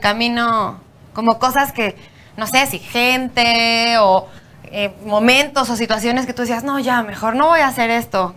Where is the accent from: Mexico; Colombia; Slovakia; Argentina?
Mexico; aquí en México cuando era chiquita